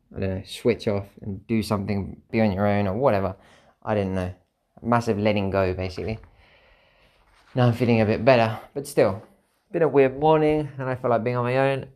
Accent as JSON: {"language": "English", "country": "United Kingdom", "said": "I'm a British citizen, I've got a passport"}